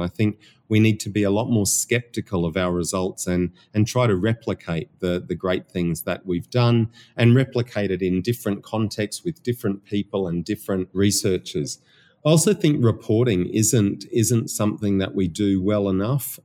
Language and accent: English; Australia; accent: Australian; my Australian accent